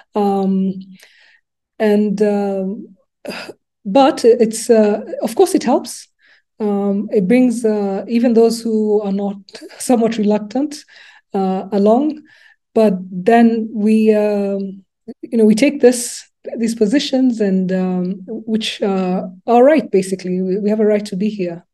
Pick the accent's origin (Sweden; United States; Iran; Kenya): Kenya; Nairobi; English is a second language; moved away as an adult; also born or lived in Lubumbashi, DRC / Canada; now in Rwanda; I grew up, went to uh, primary school and secondary school in Nairobi